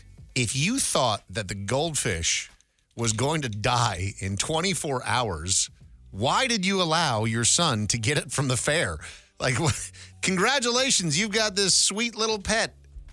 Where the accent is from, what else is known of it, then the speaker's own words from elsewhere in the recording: Minnesota, United States; growing up in Minnesota